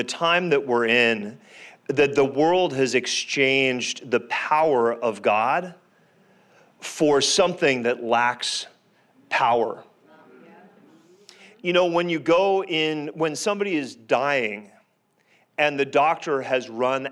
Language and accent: English; Canada; I'm Canadian by birth